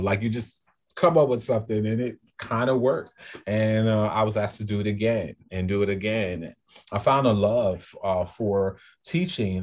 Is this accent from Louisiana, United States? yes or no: yes; New Orleans, Louisiana, United States; moved away as an adult; also born or lived in Greater Boston area; now in Boston, United States; I'm from New Orleans, so I'm a New Orleanian